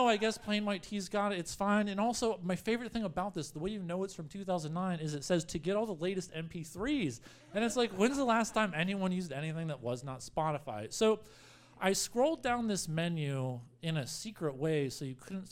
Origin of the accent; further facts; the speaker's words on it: Spotsylvania, Virginia, United States; now in New York City, United States; I spent a lot of time at Denny's as a youth, and this was my Denny's. This was Route 3 Denny's in Spotsylvania, Virginia, technically Fredericksburg if you cheat by looking at the thing up there, but I'm really from Spotsylvania